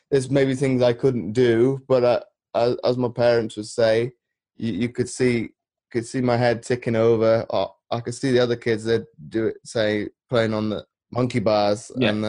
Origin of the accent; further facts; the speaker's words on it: Belgium; moved away as an adult; I was born in Belgium because my mother worked for NATO. Okay. So I lived out there for 18, 19 years.